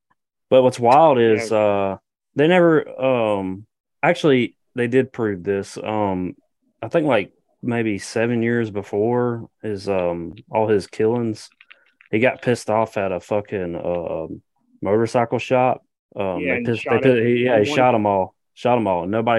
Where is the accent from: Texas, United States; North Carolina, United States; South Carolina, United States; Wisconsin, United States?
South Carolina, United States; hometown of the killer Todd Kohlhepp; there was a high-profile serial killer from my hometown, the town that I fucking live in right now.